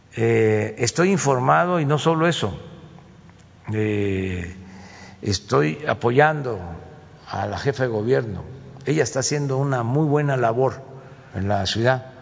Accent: Tabasco, Mexico; moved away as an adult; now in Mexico City, Mexico; siendo tabasqueño de origen

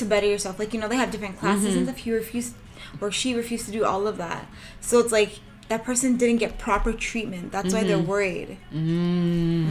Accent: Toronto, Ontario, Canada; we're from Toronto. Like, well, the GTA

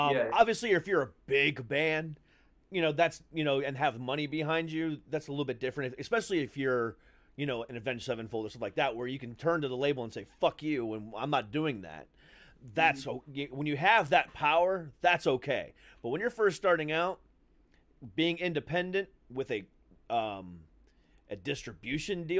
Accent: Florida, United States; I'm from Florida

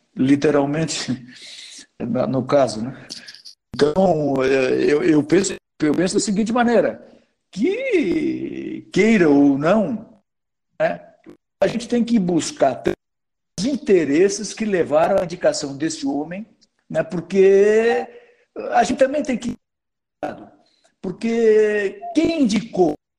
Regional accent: Brazil; a gente é brasileiro

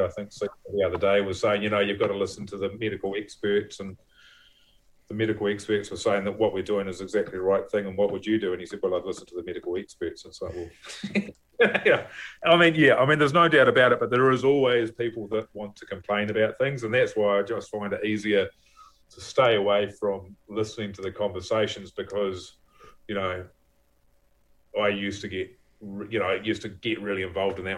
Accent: Levin, Manawatū-Whanganui, New Zealand; also born or lived in Wellington; now in Waiheke Island, New Zealand; I grew up in Levin

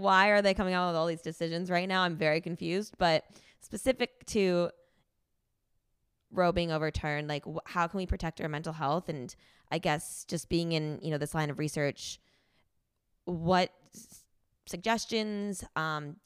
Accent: New Jersey, United States; moved away as an adult; also born or lived in New York; now in Texas, United States; I grew up in New Jersey, lived in New York, and moved to Texas in 2020

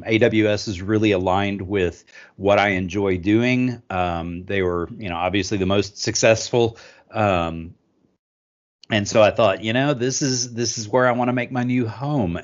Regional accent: Austin, Texas, United States; I'm from Austin, Texas

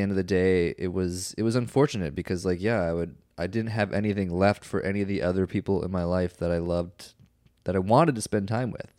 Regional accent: Minnesota, United States; now in Austin, United States; growing up in Minnesota

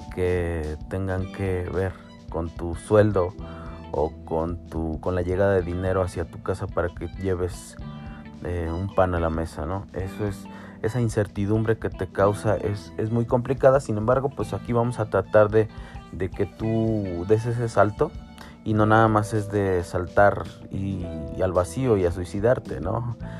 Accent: Mexico; soy mexicano, tengo 34 años

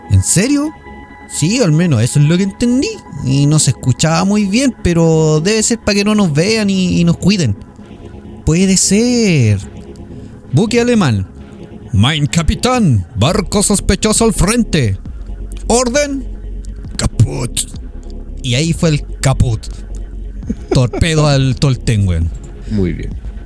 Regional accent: Chile; Como buenos chilenos, tan, buenos que somos para seguir requisitos, tenemos que dejarla clara.

